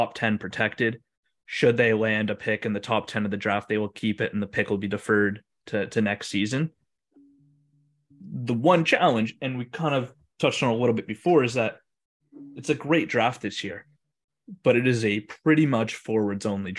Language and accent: English; Canada; we're both Canadian